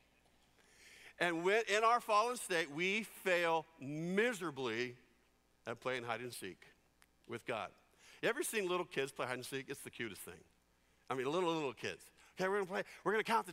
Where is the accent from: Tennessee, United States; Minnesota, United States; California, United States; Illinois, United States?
California, United States; San Jose; When I grew up in San Jose, California, we lived in a cul-de-sac